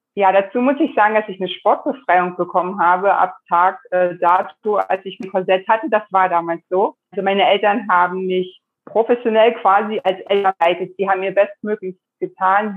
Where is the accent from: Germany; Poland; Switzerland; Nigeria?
Germany; Und nun bin ich in der DDR groß geworden.